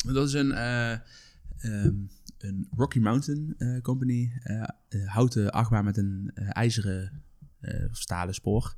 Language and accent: Dutch; Netherlands; ik als Nederlander met een Nederlands paspoort